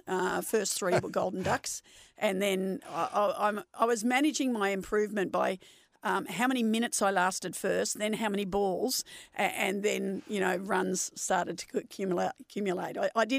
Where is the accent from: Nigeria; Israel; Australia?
Australia; Nunawading, Victoria; As you said, I was born in Kew, but I grew up in Nunawading, which is an eastern suburb of Melbourne.